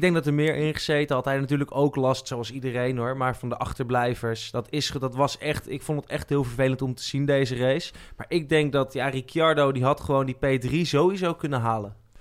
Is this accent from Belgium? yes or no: no; Netherlands